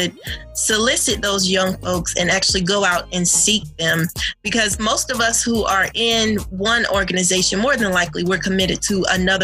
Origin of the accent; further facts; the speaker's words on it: DeKalb County, Georgia, United States; I was raised in DeKalb County, raising my children here.